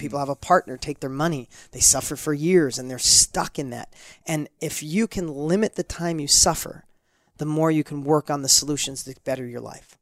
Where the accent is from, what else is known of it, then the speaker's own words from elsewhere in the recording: New York, United States; accent: New York; my New York accent was, like, super heavy